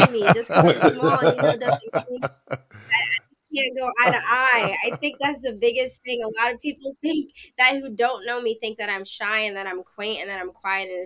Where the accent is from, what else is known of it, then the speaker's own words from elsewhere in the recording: Pennsylvania, United States; now in New York City, United States; I'm originally from Pennsylvania